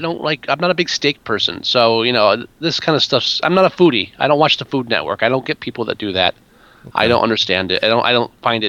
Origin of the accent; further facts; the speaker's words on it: near Newark, New Jersey, United States; I grew up next to Newark. You know where we grew up in the area between Newark and East Orange. So yep. I'm from Jersey. I'm from North Jersey.